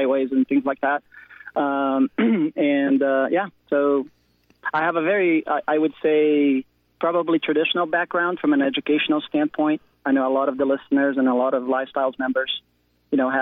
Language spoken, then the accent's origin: English; Brazil; moved away as an adult; also born or lived in California; now in United States; I was born in Brazil, South America. I grew up there. I moved to the States in the late 80s for school